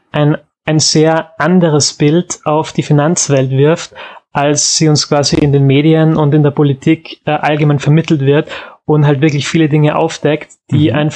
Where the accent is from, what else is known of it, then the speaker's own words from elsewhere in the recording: Graz, Styria, Austria; accent: Austrian; Ich komme aus Graz, also ja, Österreich liegt richtig.